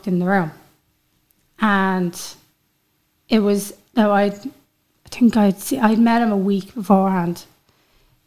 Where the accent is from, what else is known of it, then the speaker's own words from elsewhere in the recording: Dublin, Leinster, Ireland; now in Louth, Ireland; I'm originally from Crumlin, but I live in Louth